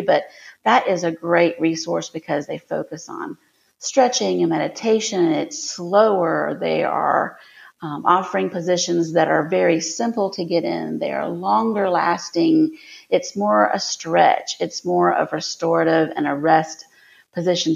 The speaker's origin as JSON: {"language": "English", "town": "Lakeland", "region": "Florida", "country": "United States", "tie": "born or raised there", "said": "I was born and raised here in Lakeland, Florida, where the podcast takes place and where my company is headquartered."}